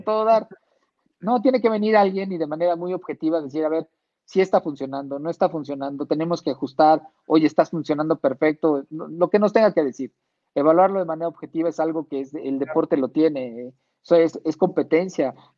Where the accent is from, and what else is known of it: Mexico